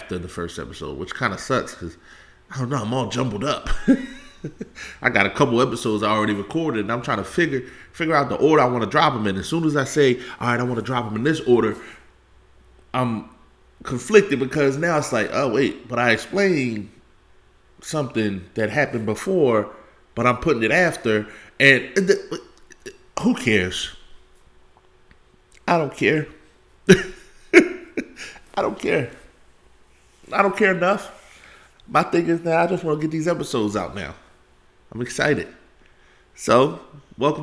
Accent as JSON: {"language": "English", "town": "Philadelphia", "region": "Pennsylvania", "country": "United States", "said": "I'm from Philly"}